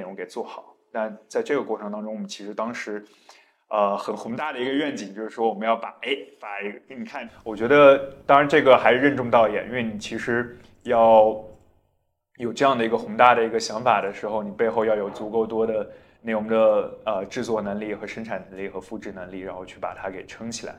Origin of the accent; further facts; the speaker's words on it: Zhaotong, Yunnan, China; moved away; 我其实从小在，在云南长大，而且我出生的地方是云南一个很 算是比较没有存在感的一个城市，叫昭通